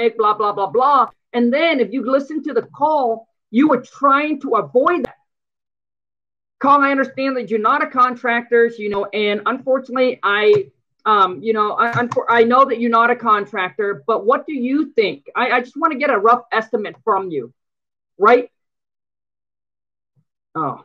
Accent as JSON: {"language": "English", "country": "Vietnam", "second_language": "English", "moved": "yes", "lives_now": "United States", "said": "I came from from Vietnam. I came over here"}